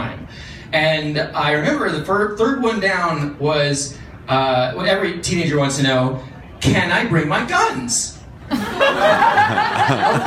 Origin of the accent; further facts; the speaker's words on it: Montana, United States; I'm from Montana, which is a state that people can come.